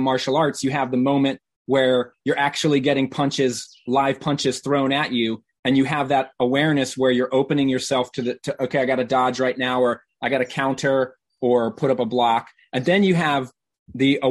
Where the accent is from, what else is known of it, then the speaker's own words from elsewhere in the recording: Norfolk, Virginia, United States; now in Chicago, United States; I grew up in Virginia, in Southern Virginia, in Norfolk.